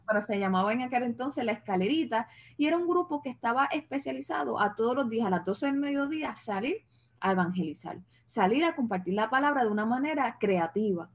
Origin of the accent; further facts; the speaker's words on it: Cidra, Puerto Rico; moved away as an adult; now in Texas, United States; la iglesia en Sidra, mi, mi pueblo, donde yo vivo, donde vivía